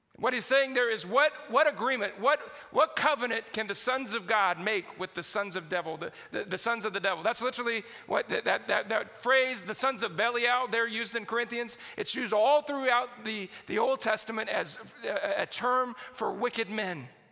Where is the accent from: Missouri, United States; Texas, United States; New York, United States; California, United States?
Texas, United States; San Antonio; I grew up in San Antonio, Texas